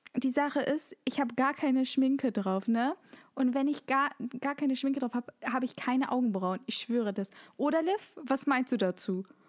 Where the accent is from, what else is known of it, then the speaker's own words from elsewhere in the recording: Germany; bei uns in Deutschland